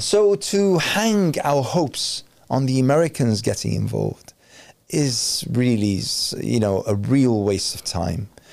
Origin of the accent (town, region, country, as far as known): Iraq; moved away